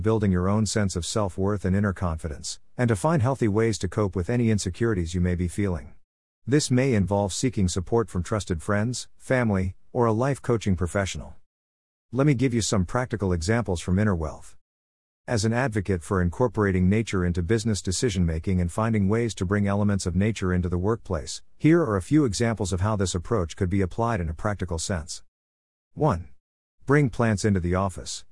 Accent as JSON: {"language": "English", "country": "Australia", "said": "As an Australian business coach and speaker"}